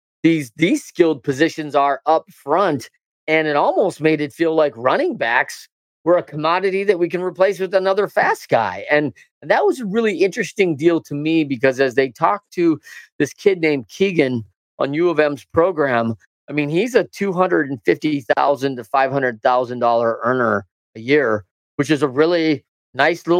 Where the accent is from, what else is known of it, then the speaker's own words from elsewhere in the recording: Battle Creek, Michigan, United States; I'm a Battle Creek, Michigan guy